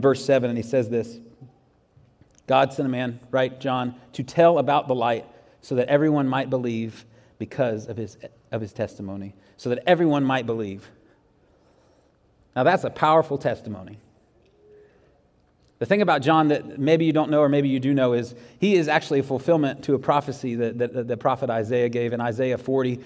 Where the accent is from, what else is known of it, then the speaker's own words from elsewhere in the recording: Jacksonville, Florida, United States; moved away; I grew up in Jacksonville, Florida